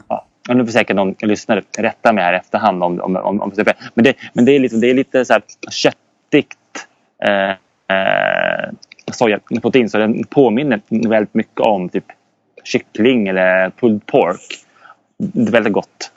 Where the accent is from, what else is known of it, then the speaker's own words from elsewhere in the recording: Södertälje, Stockholm County, Sweden; moved away as an adult; now in Umeå, Sweden; uppväxt i Södertälje